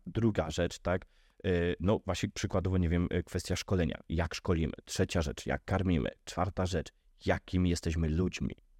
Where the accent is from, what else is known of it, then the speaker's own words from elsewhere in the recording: Podhale, Lesser Poland, Poland; u nas na Podhalu